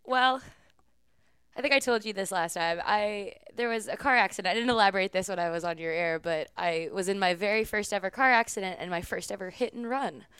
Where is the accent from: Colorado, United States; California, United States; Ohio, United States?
California, United States; San Francisco; moved away as an adult; also born or lived in upstate New York; I am from San Francisco, California. I grew up on the West Coast